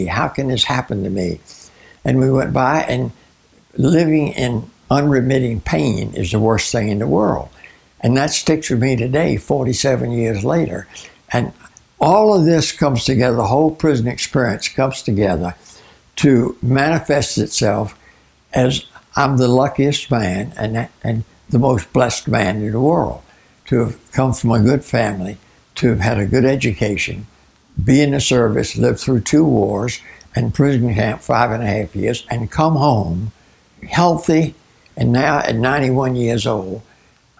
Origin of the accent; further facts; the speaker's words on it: Virginia, United States; moved away as an adult; now in Arizona, United States; As an American raised in Virginia